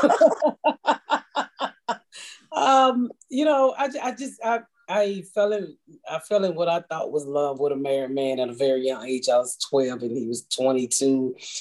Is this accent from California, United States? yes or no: no; Atlanta, Georgia, United States; I grew up in the inner city of Atlanta, very poor